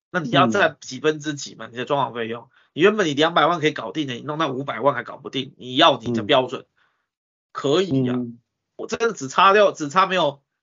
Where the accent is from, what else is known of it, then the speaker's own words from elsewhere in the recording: Taiwan; 我们台湾人